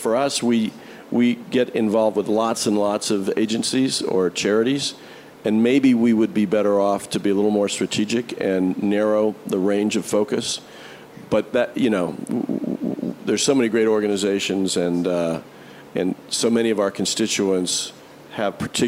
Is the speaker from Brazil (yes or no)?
no; Indianapolis, Indiana, United States; the Indianapolis 500-mile race at the Speedway in my hometown